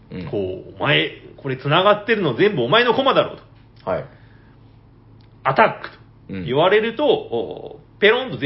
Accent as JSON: {"language": "Japanese", "region": "Nagasaki", "country": "Japan", "said": "奇遇ですね。長崎。僕らも長崎です"}